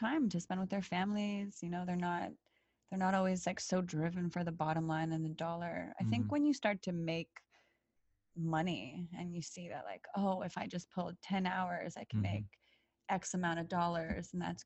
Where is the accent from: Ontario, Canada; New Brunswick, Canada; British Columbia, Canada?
Ontario, Canada; Toronto; also born or lived in Poland / Florida; I was born in Poland, raised in Canada, very Eastern European